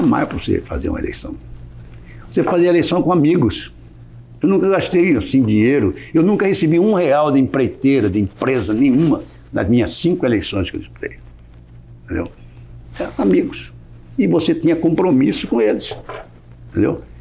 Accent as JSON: {"language": "Portuguese", "town": "Cuiabá", "region": "Mato Grosso", "country": "Brazil", "also_born_or_lived": "Rio de Janeiro", "moved": "as an adult", "lives_now": "Mato Grosso do Sul, Brazil", "said": "eu sou cuiabano. Saí de Cuiabá, fui para o Rio de Janeiro estudar"}